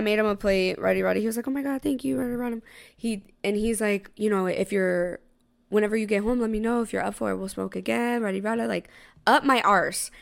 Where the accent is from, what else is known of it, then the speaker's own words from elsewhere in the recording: Tampa, Florida, United States; now in New York, United States; he knows I'm from Tampa.